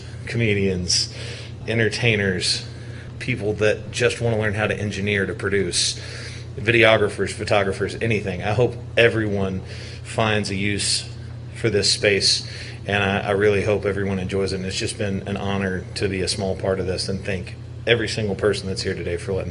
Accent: Murfreesboro, Tennessee, United States; And this is my hometown

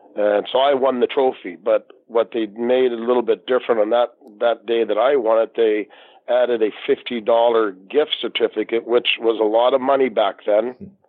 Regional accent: Canada; the Canadian referee

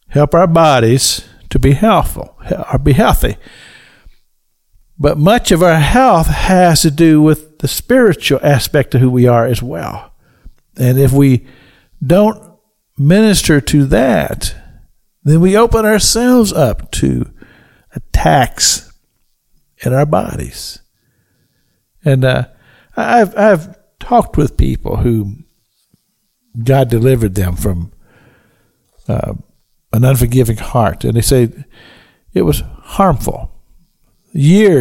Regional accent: Kentucky, United States; moved away; I grew up in Kentucky, so I know all about snow

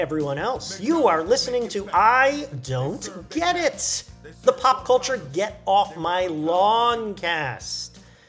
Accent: Canada; Happy Canada Day to my fellow Canadians. I am technically Canadian. I have an expired Canadian passport.

